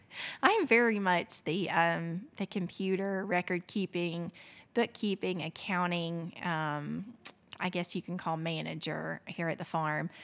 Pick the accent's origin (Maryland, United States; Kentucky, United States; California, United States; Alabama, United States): Alabama, United States; Fort Payne; growing up in Fort Payne